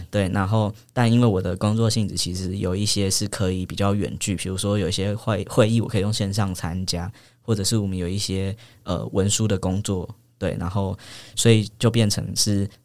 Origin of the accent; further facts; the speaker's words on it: New Taipei, Taiwan; 我的老家在新北，然后比较，呃，算是偏乡的地方这样